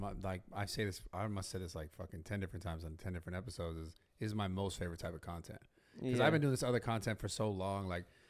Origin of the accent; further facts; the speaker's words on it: San Francisco, California, United States; I'm from San Francisco. I didn't grow up here, so I moved down here.